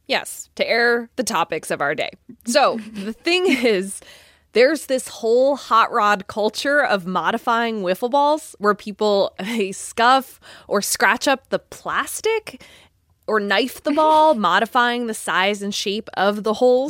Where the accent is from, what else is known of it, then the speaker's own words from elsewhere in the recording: Connecticut, United States; my home state of Connecticut